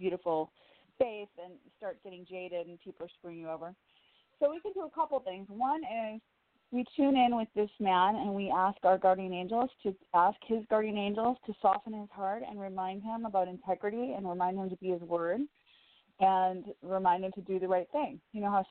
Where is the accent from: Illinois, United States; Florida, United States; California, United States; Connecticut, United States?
Illinois, United States; Woodstock; moved away; I'm from Woodstock, Illinois. That's my original stomping grounds